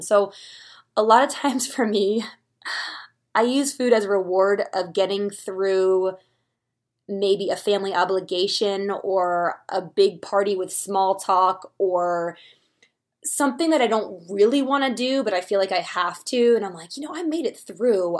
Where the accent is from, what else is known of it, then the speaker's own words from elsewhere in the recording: Philadelphia, Pennsylvania, United States; now in Colorado, United States; I live in Colorado, I'm from Philadelphia, so when I'm home for the holidays